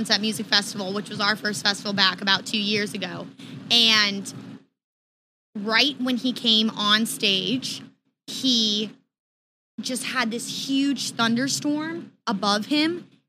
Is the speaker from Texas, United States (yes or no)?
no; Gary, Indiana, United States; I was born in Gary.